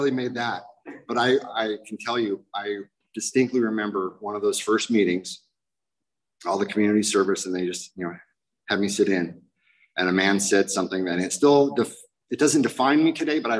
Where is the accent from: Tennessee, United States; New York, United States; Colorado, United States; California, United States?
California, United States; Garden Grove; I'm an Irish drunken junkie punker from Garden Grove